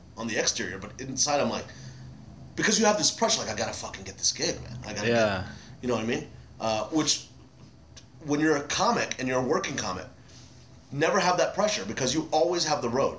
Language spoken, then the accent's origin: English; Dallas, Texas, United States; moved away; I'm from Dallas.